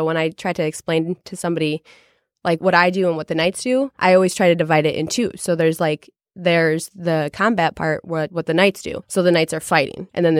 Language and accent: English; Chicago, Illinois, United States; So I'm originally from Chicago, born and raised in Chicago.